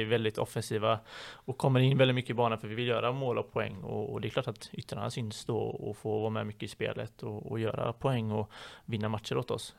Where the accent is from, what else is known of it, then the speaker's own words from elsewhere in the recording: Partille, Västra Götaland, Sweden; moved away as an adult; also born or lived in Gothenburg; now in Borås, Sweden; där jag kommer ifrån i Partille då så var vi ett gäng ungdomar som var ute varje kväll